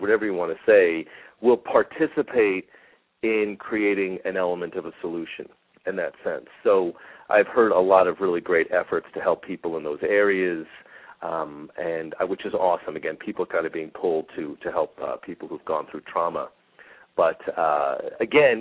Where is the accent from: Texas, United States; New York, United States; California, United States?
New York, United States; Long Island; now in Phoenix, United States; I grew up in Long Island, and we would get occasional hurricanes that would come through. I think it's one of the reasons why I like being in Phoenix now